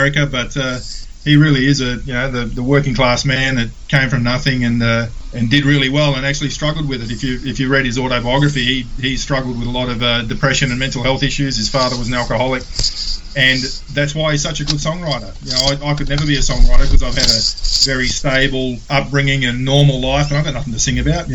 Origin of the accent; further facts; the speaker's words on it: Perth, Western Australia, Australia; also born or lived in Sydney; I'm born and bred in Perth, lived here for most of my life except for about 5 years in Sydney